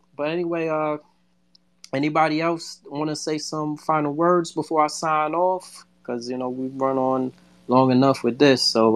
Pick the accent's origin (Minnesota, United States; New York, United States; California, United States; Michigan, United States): New York, United States; New York City; now in Florida, United States; I'm from the Bronx